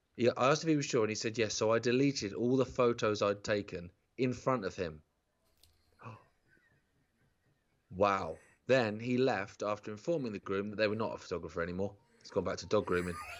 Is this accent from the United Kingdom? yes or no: yes; Isle of Wight, South East England, United Kingdom; when I grew up on the Isle of Wight